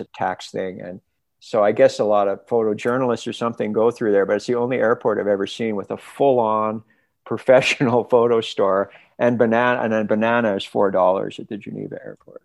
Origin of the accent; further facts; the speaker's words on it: Canada; also born or lived in Los Angeles, California; now in British Columbia, Canada; I'm Canadian